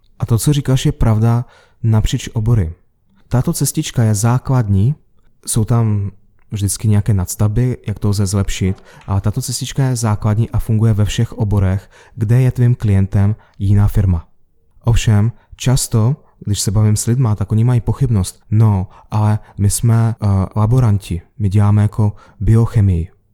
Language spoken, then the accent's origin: Czech; Moscow, Russia; moved away; A já jsem se narodil v Moskvě